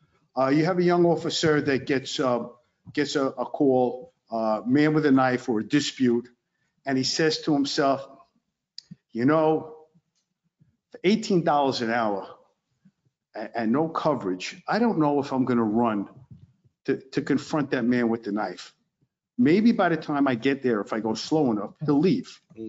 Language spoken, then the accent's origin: English; New York City, New York, United States; accent: Brooklyn; moved away as an adult; now in Honesdale, United States; I'm a New Yorker, specifically Brooklyn, so you can tell by my accent.